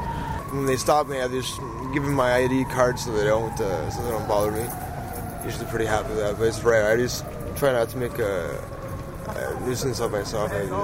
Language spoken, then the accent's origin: English; Toronto, Ontario, Canada; now in Montreal, Canada; I'm originally from Toronto, Ontario.